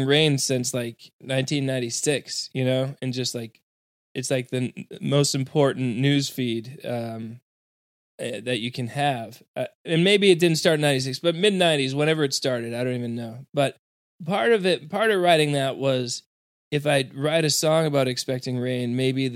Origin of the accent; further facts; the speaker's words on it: Massachusetts, United States; We're both from Massachusetts.